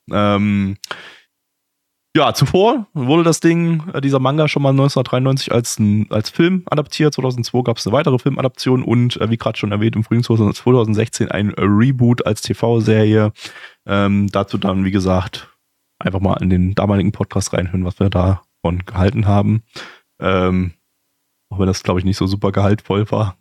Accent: Dresden, Saxony, Germany; als Kind in Dresden ziemlich oft in einer Arcade-Halle

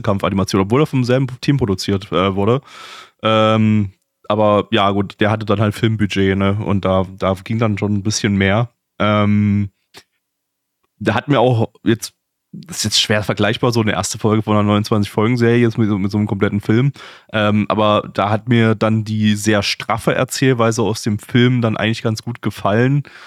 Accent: Dresden, Saxony, Germany; als Kind in Dresden ziemlich oft in einer Arcade-Halle

